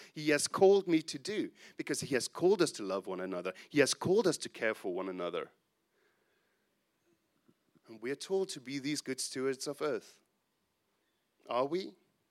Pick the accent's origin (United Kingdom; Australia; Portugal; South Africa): South Africa; he was instrumental in the church that I grew up in South Africa.